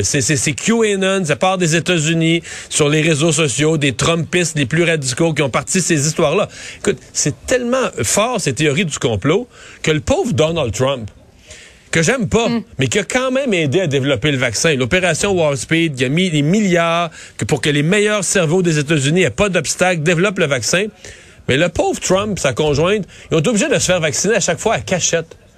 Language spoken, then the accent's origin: French; Quebec, Canada; on est québécois